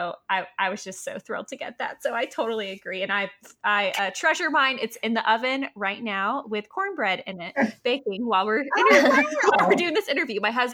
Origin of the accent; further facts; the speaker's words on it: Augusta, Georgia, United States; we grew up in Augusta, Jackie's parents were from New Jersey and mine are from Miami and Baltimore. So we're not totally southern.